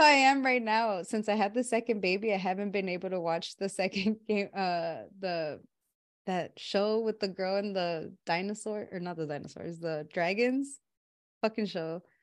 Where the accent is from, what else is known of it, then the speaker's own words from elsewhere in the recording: Los Angeles, California, United States; moved away; where I grew up back home in Watts